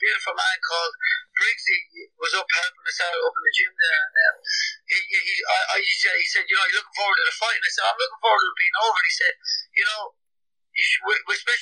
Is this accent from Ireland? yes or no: yes; Ireland; I'm Irish